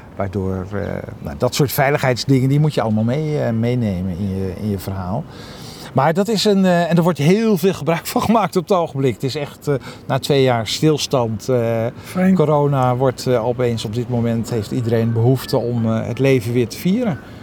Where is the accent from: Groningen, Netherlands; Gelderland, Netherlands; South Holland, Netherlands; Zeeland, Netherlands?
Groningen, Netherlands; moved away; also born or lived in Amsterdam; Ik kom uit Groningen